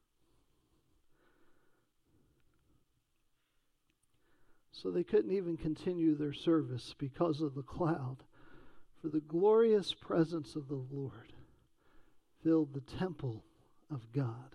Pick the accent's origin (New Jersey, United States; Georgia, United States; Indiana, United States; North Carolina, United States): North Carolina, United States; Lincoln County; also born or lived in Charlotte; Growing up in Lincoln County with mom and dad moving there from Charlotte back in the early 80s